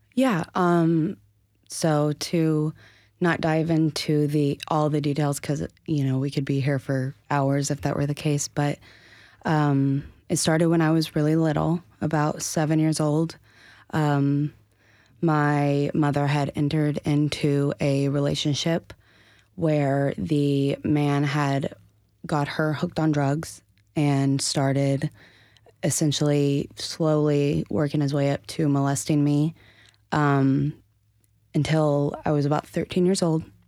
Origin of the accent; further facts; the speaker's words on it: Asheville, North Carolina, United States; born and raised in Asheville